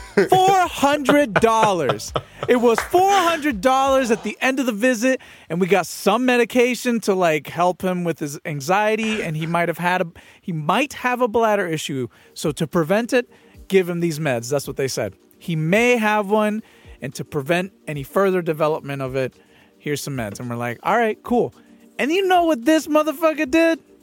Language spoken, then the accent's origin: English; San Pedro Sula, Cortés, Honduras; I am from San Pedro Sula, Honduras.